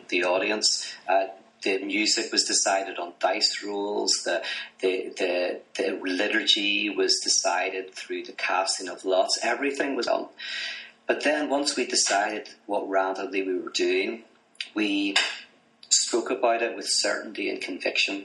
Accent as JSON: {"language": "English", "town": "Belfast", "region": "Northern Ireland", "country": "United Kingdom", "moved": "as an adult", "lives_now": "United States", "said": "I'm from Belfast, Northern Ireland originally, currently living in America"}